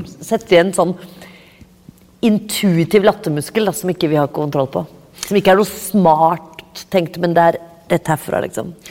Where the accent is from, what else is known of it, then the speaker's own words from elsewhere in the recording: Oslo, Norway; jeg er fra Oppsal